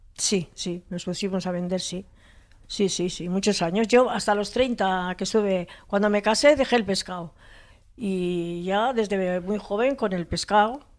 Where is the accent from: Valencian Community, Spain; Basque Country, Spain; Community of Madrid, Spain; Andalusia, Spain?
Basque Country, Spain; Hondarribia; also born or lived in Hendaye, France; somos de familia de Fuenterrabía de pescadores